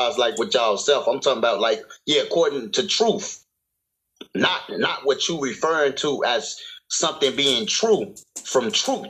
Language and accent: English; Chicago, Illinois, United States; I'm from Chicago.